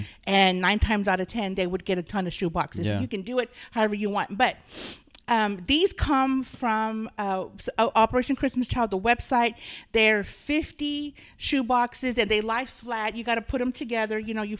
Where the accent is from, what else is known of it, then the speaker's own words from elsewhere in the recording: Texas, United States; South Texas. But I don't do sweet tea.